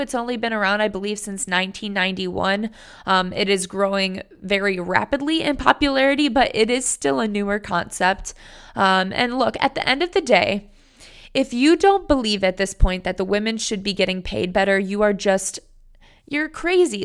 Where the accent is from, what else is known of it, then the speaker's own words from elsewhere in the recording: Cleveland, Ohio, United States; moved away; my hometown, Cleveland, Ohio